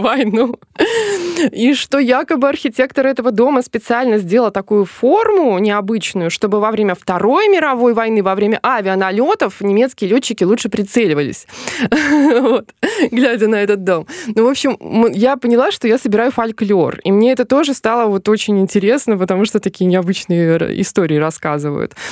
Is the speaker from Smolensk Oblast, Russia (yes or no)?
yes; Smolensk Oblast, Russia; now in Smolensk, Russia; я изначально не из Смоленска, я из э, Смоленской области